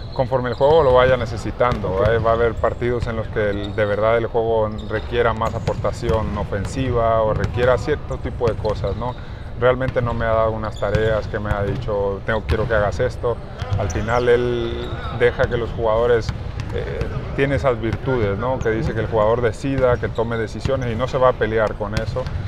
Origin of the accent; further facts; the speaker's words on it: Mexico; nosotros como mexicanos